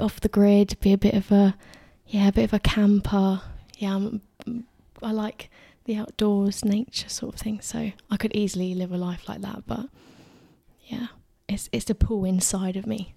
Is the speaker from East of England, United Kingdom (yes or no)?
no; Addlestone, South East England, United Kingdom; I'm from Addleston, a little town, if you don't know, um, about twenty minutes from this studio.